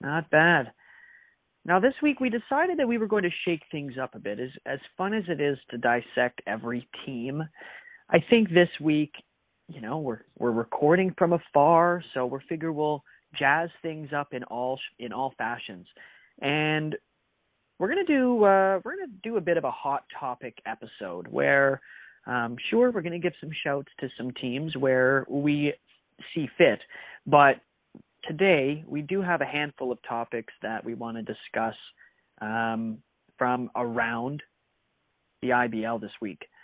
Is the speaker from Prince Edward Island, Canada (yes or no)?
no; Sault Ste. Marie, Ontario, Canada; moved away; I'm here in Sault Ste. Marie, recording from my hometown